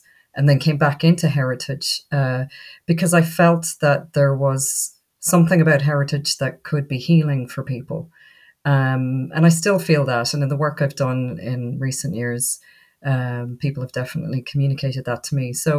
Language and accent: English; Ireland; I was born in Ireland, brought up in Ireland